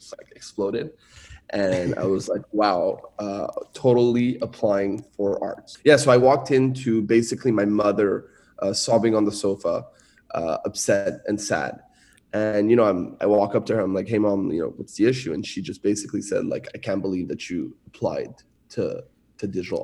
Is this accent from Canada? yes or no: yes; Montreal, Quebec, Canada; first language French; English is a second language; moved away; also born or lived in Shanghai; I was born and raised in Montreal, Canada